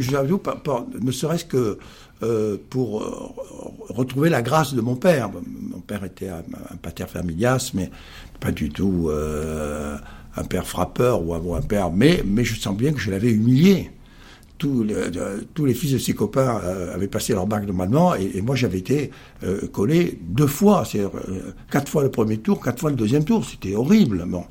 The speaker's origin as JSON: {"language": "French", "town": "Perpignan", "region": "Occitania", "country": "France", "tie": "born or raised there", "moved": "yes", "said": "arrivé à Perpignan trois ans après, car je suis fils du Sud avant d'être fils de pub. Ma grande chance a été de vivre à 30 km de l'Espagne, au soleil, la mer."}